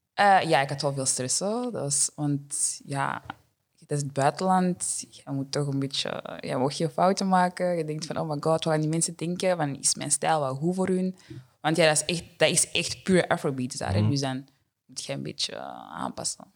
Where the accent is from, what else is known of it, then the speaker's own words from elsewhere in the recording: Deurne, Flanders, Belgium; ik ben er eigenlijk gewoon opgegroeid in Deurne altijd